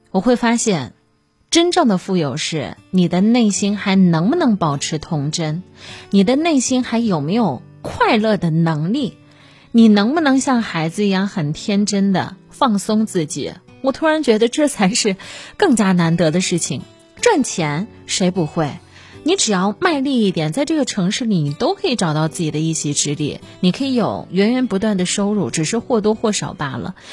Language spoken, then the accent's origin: Chinese; Kaifeng, Henan, China; moved away as an adult; now in Dongguan, China; 我是河南开封人